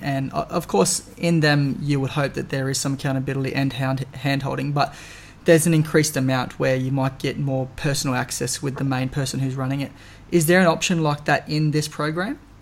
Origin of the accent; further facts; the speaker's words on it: Darwin, Northern Territory, Australia; I was born and bred in Darwin